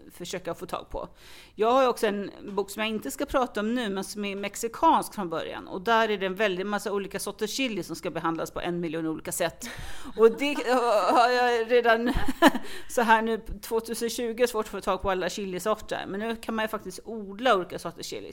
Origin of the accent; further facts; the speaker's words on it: Falkenberg, Halland County, Sweden; now in Stockholm, Sweden; jag kommer faktiskt från Falkenberg från början och har via vissa vägar hamnat i Stockholm